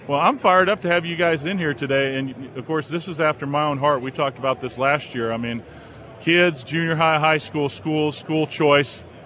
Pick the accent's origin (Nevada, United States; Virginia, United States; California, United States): California, United States; Southern; also born or lived in Wilmington, North Carolina; now in Boone, United States; growing up in Southern California, there's nothing like it. You know, I grew up in the 70s out there